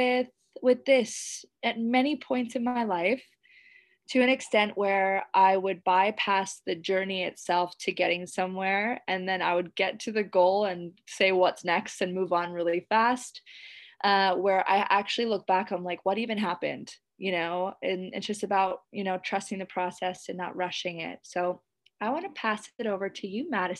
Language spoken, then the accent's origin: English; Canada; now in Indonesia